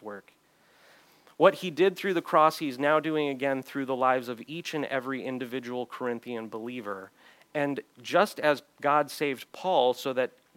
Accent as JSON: {"language": "English", "country": "United States", "said": "me as an American"}